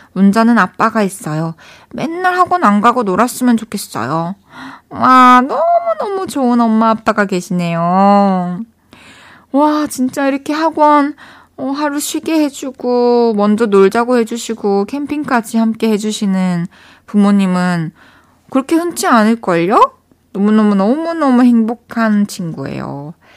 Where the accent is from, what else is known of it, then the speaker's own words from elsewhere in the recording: Changwon, South Gyeongsang, South Korea; moved away as an adult; also born or lived in Daegu / Busan; now in Seoul, South Korea; 저 마산 출신이잖아요